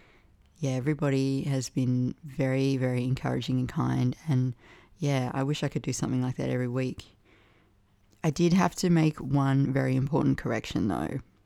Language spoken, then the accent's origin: English; Canberra, Australian Capital Territory, Australia; moved away; Canberra and poets there and my fraught relationship with my hometown